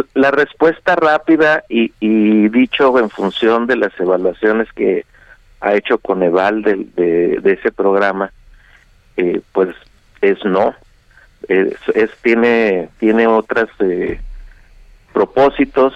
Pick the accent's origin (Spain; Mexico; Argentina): Mexico; somos mexicanos